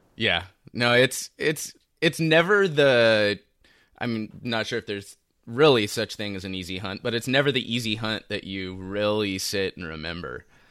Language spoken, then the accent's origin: English; Los Angeles, California, United States; from Los Angeles. I'm born and raised here